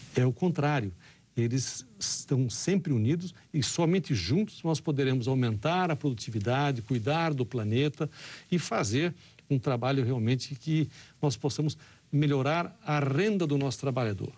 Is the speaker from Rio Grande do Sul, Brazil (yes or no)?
no; Rondônia, Brazil; now in Brasília, Brazil; eu sou de Rondônia